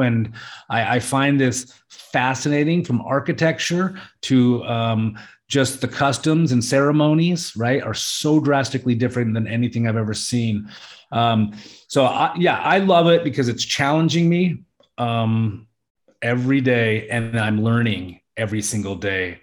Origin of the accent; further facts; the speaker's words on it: Alaska, United States; moved away as an adult; now in Samut Prakan, Thailand; I'm Italian and Puerto Rican, you know, and I grew up in Alaska.